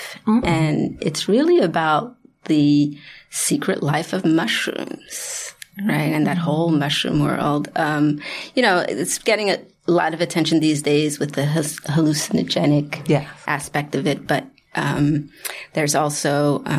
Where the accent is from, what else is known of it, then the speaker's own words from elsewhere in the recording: Haiti; moved away; I am from Haiti